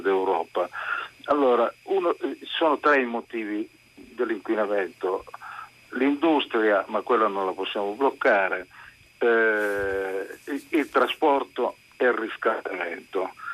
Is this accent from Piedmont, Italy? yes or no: yes; Turin, Piedmont, Italy; sono di Torino